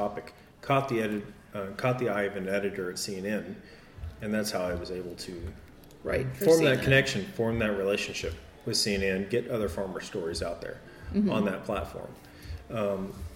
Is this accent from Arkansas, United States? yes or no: yes; Arkansas, United States; Growing up in Arkansas